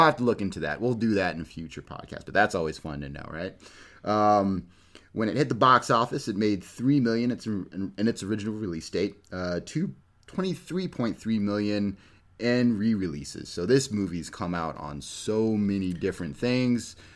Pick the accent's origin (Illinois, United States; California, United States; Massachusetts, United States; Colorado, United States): California, United States; I'm from California